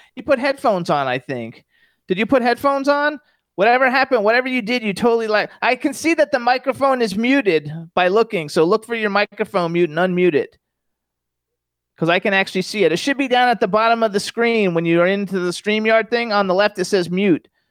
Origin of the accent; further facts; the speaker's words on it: Florida, United States; I'm from Florida. I'm born and raised there.